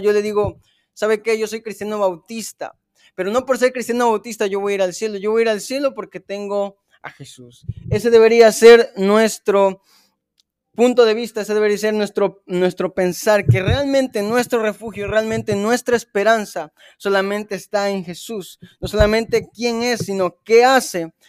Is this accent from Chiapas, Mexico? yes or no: yes; Chiapas, Mexico; moved away; yo que soy de Chiapas